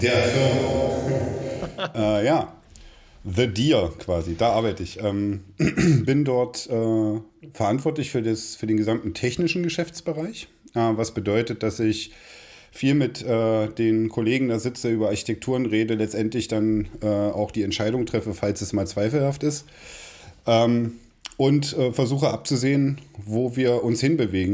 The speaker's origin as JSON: {"language": "German", "town": "Magdeburg", "region": "Saxony-Anhalt", "country": "Germany", "tie": "born or raised there", "said": "ich bin in Magdeburg zum Kindergarten gegangen"}